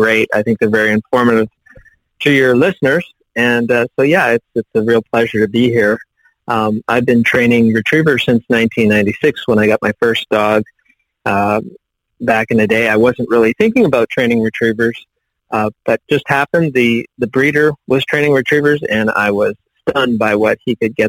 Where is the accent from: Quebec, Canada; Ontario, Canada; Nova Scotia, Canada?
Ontario, Canada; Northern; moved away as an adult; now in United States; I actually grew up in Northern Ontario, but as far north as you could go by road.